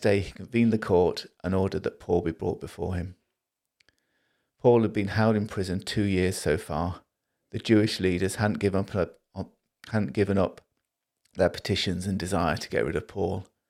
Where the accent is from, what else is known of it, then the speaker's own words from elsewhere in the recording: Liverpool, North West England, United Kingdom; I'm from Liverpool